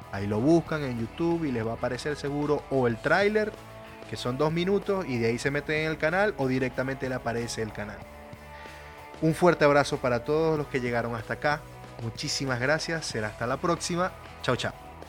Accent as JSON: {"language": "Spanish", "country": "Venezuela", "first_language": "Spanish", "moved": "yes", "said": "yo salí de Venezuela en un principio también"}